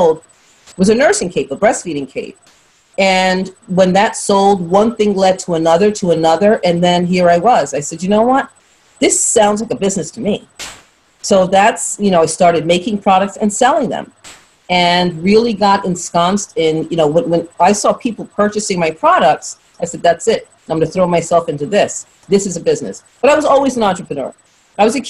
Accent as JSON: {"language": "English", "town": "New York City", "region": "New York", "country": "United States", "tie": "born or raised there", "also_born_or_lived": "London", "said": "born in London, raised in Brooklyn."}